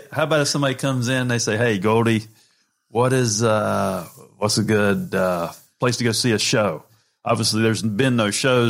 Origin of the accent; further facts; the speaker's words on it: North Carolina, United States; I was the guy, I grew up in North Carolina and show up to the dinners